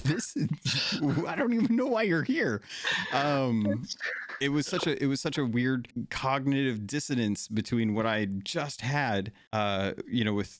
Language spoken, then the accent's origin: English; Arizona, United States; also born or lived in California / Alaska; I have a ton of nostalgia growing up in Arizona and California and Alaska and stuff.